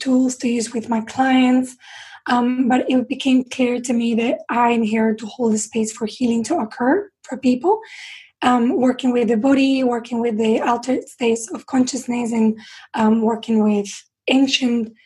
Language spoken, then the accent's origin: English; Spain; also born or lived in London; now in England; when I came to live in England, because I'm from Spain